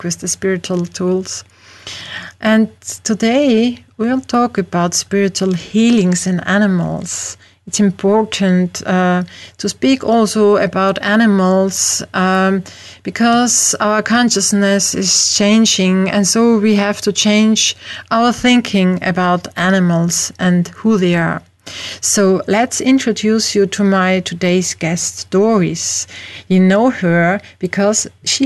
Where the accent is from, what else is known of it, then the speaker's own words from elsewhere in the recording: Austria; as you can hear, I'm not from America, but from Europe, from Austria